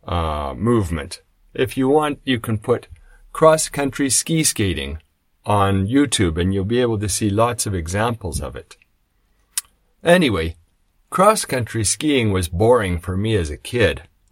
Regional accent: Canada; I come from Canada, so when I was growing up, we did cross-country skiing

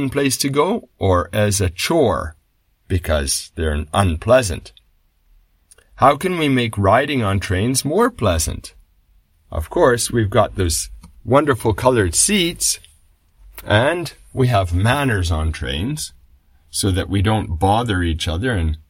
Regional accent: Canada; now in Japan; I grew up in Canada and now I live in Japan

